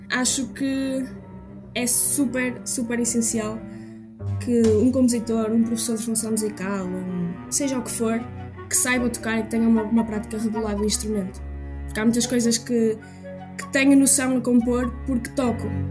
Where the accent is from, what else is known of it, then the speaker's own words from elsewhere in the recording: Trás-os-Montes, Portugal; also born or lived in Porto / Aveiro; nasci no Porto, mas costumo dizer que sou de Trás-os-Montes.